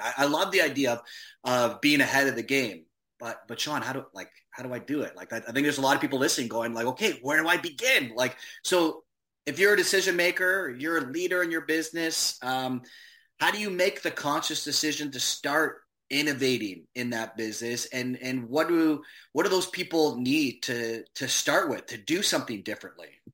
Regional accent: Hamilton, Ontario, Canada; my hometown of Hamilton

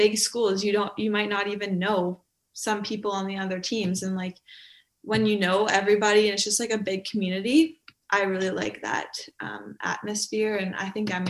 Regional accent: Sault Ste. Marie, Ontario, Canada; moved away as an adult; now in North Bay, Canada; I'm from Sault Ste. Marie. It's like a small town.

